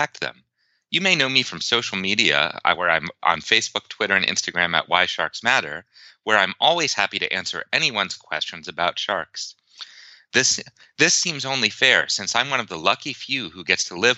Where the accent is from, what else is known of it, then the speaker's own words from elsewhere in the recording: Pittsburgh, Pennsylvania, United States; I was raised outside of Pittsburgh, Pennsylvania, and my childhood home was 368 miles from the nearest ocean